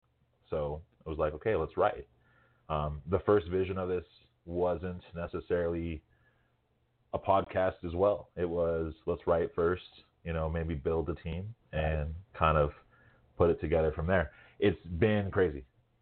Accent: California, United States; moved away as an adult; now in New Mexico, United States; I'm from California and I moved here 12 years ago.

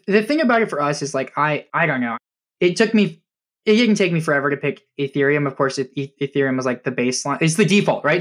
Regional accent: Nebraska, United States; moved away as an adult; we did a small exhibition actually in my hometown in Nebraska before I moved

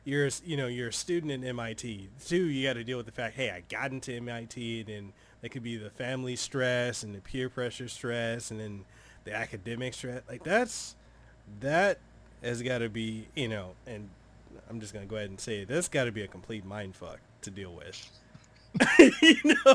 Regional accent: Samoa; English is a second language; also born or lived in Memphis, Tennessee / Honolulu, Hawaii; now in Hawaii, United States; I'm originally from Western Samoa, and then I went from Western Samoa to Memphis, Tennessee, where my dad was, and then from there to Hawaii, where I'm at now.

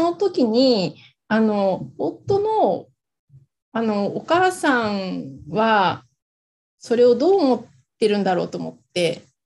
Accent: Hokkaido, Japan; moved away as an adult; 地元に帰るっていうのはもう決めていたので、で、それで地元の北海道に帰ってきて

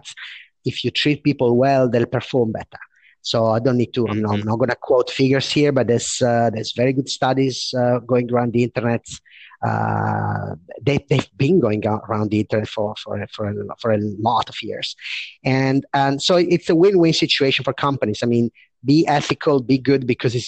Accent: Italy; moved away as an adult; also born or lived in London, United Kingdom / Paris, France; came back to my country, which is Italy. I'm speaking from Milan now

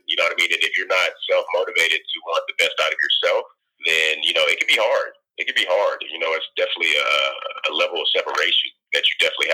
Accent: Galveston, Texas, United States; also born or lived in Houston, Texas; I'm originally was born and raised in Galveston, but also, you know, was raised in Houston a bit. Moved there when I was like 12 or 13

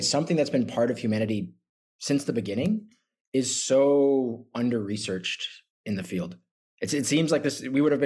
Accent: United States; I'm an American as well

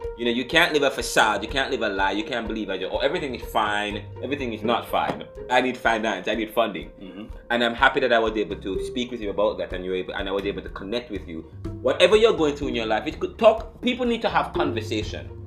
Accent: United States; I'm an American

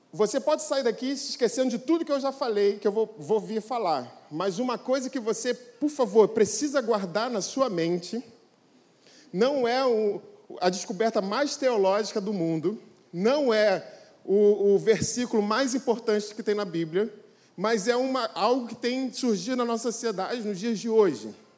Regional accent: Brazil; nós somos brasileiros

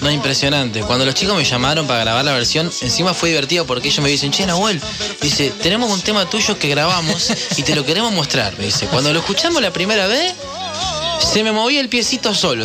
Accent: Córdoba, Argentina; soy cordobés

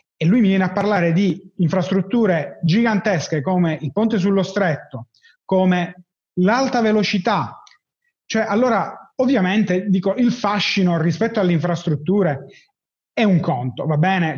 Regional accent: Palermo, Sicily, Italy; sono di Palermo

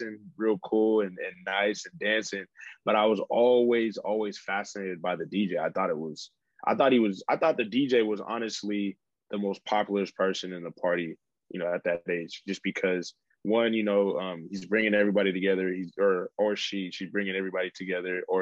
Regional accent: Stockton, California, United States; I was raised in Stockton, California

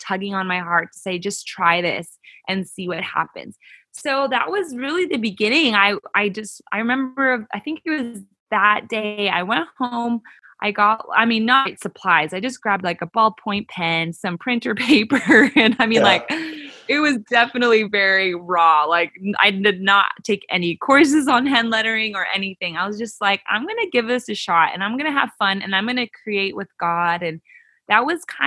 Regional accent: Canada; moved away as an adult; also born or lived in California; now in United States; I grew up in Canada, and 2012 is when I moved to the U.S.

